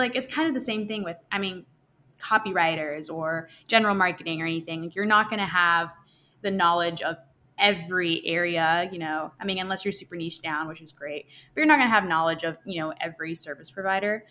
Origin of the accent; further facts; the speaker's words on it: Arkansas, United States; moved away as an adult; now in Nashville, United States; I'm originally from Arkansas.